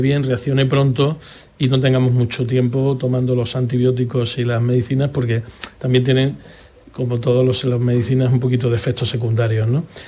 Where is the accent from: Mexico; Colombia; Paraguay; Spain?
Spain; Andalusia; como andaluces